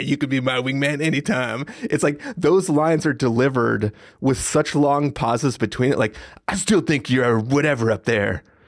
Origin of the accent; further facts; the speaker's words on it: San Diego, California, United States; growing up in San Diego